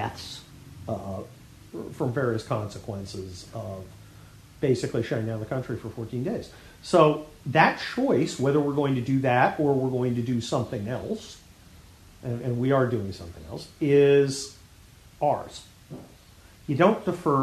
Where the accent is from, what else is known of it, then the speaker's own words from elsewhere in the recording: United States; I was born here and I'm an American citizen